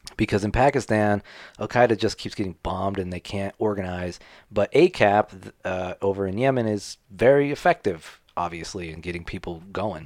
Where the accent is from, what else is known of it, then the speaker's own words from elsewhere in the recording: United States; I'm American.